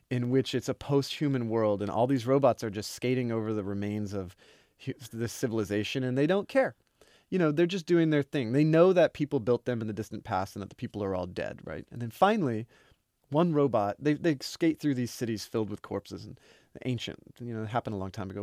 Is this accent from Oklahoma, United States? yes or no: yes; Oklahoma, United States; I'm from Oklahoma, used to be Indian territory